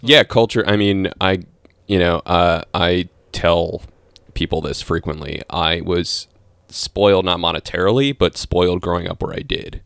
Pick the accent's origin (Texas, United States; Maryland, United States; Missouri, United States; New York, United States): Maryland, United States; Bethesda; moved away; I grew up in, uh, in the D C area, Bethesda